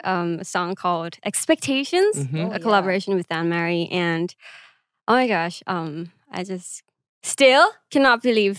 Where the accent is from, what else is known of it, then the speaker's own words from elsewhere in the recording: Bangkok, Thailand; It's so hard to pick. But okay, I would say… Of course, Bangkok, Thailand.